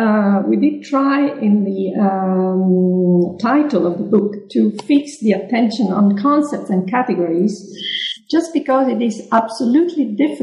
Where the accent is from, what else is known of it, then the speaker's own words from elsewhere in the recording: Sicily, Italy; English is a second language; And I come from Sicily. I come from the Mediterranean area.